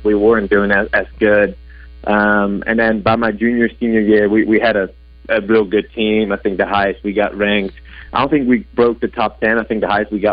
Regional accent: Vlaardingen, South Holland, Netherlands; English is a second language; moved away as an adult; also born or lived in Rotterdam; I'm Dutch, born and raised in the Netherlands, and I've been here for about 10 years, so I've been working on my English ever since.

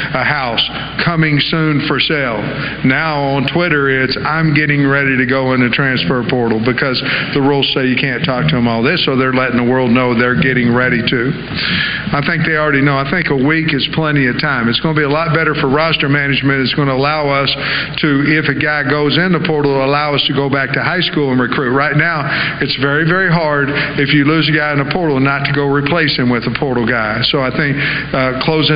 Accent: Oklahoma, United States; born or raised there; now in Arkansas, United States

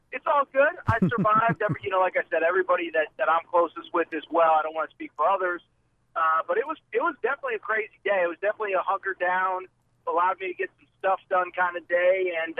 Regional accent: Connecticut, United States; moved away; I'm from Connecticut. I'm from the East Coast, so I've survived a hurricane or two in my day.

